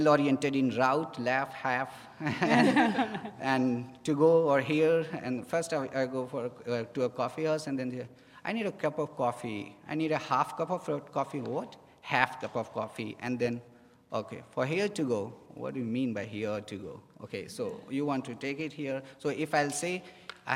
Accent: India; moved away as an adult; now in United States; I'm from India

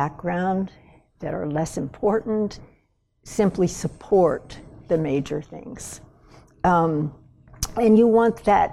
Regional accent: West Texas, United States; now in Montana, United States; I grew up in West Texas

